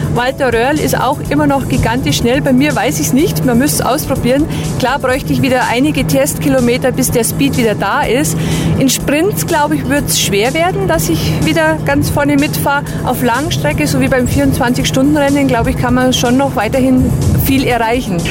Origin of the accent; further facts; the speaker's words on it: Bad Bayersoien, Garmisch-Partenkirchen district, Bavaria, Germany; mit 1000 Einwohnern komme ich ja aus Bad Bayersheim im Landkreis Garmisch-Partenkirchen